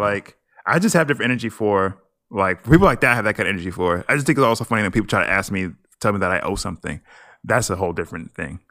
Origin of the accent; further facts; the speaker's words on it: Nigeria; I'm Nigerian.